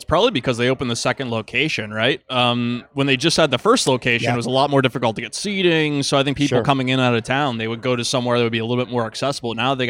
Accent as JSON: {"language": "English", "town": "Pittsburgh", "region": "Pennsylvania", "country": "United States", "lives_now": "Buffalo, United States", "said": "Yeah, or I came from Pittsburgh and that's the exact same."}